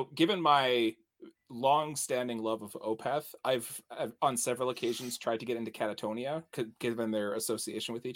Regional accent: Canada; As the Canadian

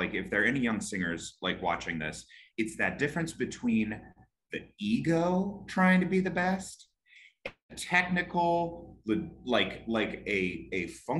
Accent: California, United States; I'm from California, so like.

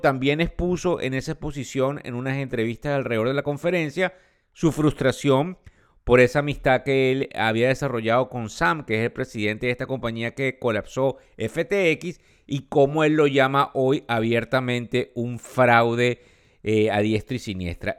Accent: Venezuela; quienes somos venezolanos

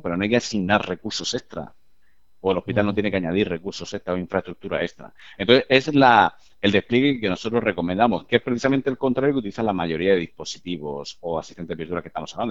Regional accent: Murcia, Region of Murcia, Spain; los fundadores, eh, yo entre ellos, somos de Murcia

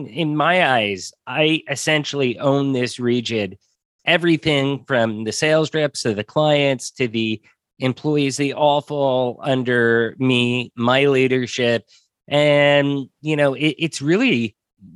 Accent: United States; moved away; also born or lived in Mexico; I'm American

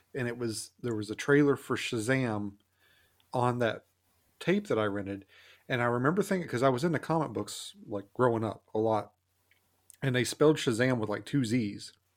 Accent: the South, United States; I grew up in the South

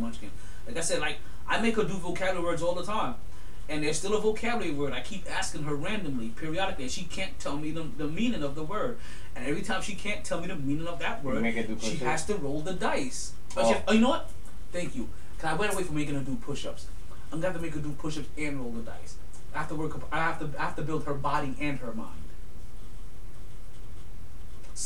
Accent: New York City, New York, United States; I'm from Brooklyn too

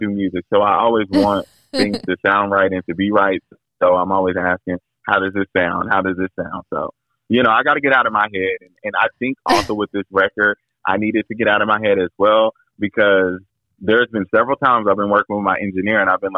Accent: Indianapolis, Indiana, United States; here in my hometown

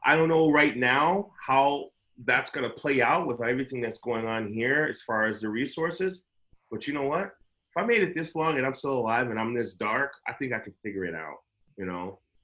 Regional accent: Chicago, Illinois, United States; moved away; I grew up in Chicago where there was ghetto birds all the time over the West Side with spotlights.

